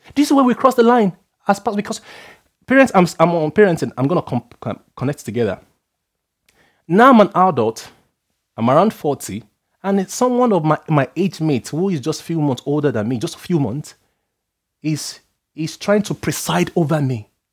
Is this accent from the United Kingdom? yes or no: no; Nigeria; I'm a Nigerian guy. I come from a background where they are, you're asked to respect elders and stuff like